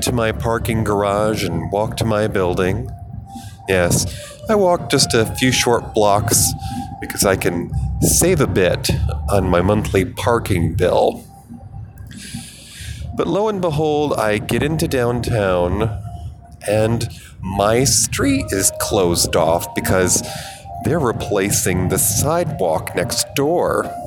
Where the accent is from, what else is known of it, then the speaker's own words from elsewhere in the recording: United States; moved away as an adult; also born or lived in Denver, Colorado; when I moved home to my home state